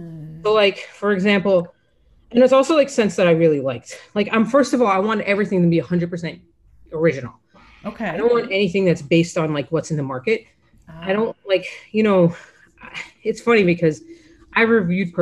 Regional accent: Florida, United States; I grew up in Florida

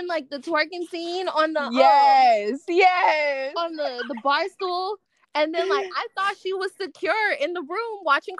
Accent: California, United States; I guess because I'm from California and I'm right. black. I'm like a Mexican black girl.

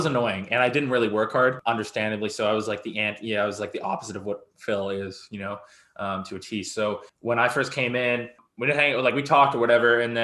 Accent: Abbotsford, British Columbia, Canada; moved away as an adult; now in Victoria, Canada; Abbotsford, gang capital of Canada

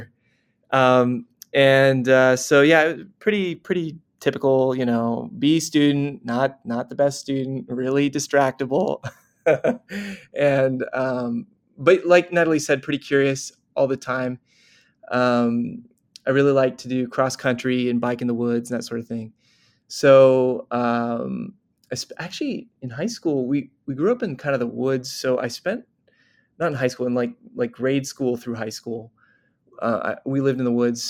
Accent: Corvallis, Oregon, United States; moved away; also born or lived in United Kingdom; I'm from Oregon, like you said, from Corvallis, Oregon. I was born there in 1985

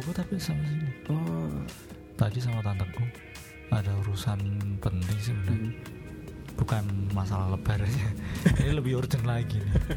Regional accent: Semarang, Central Java, Indonesia; Kita orang Semarang

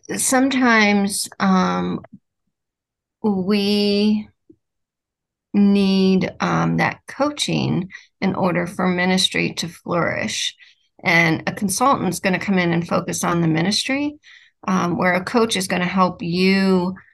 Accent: Ohio, United States; I'm from Ohio. I'm a Midwestern, Midwestern

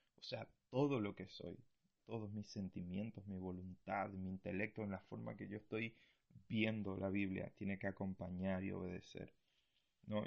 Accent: Argentina; now in Punta Arenas, Chile; soy argentino

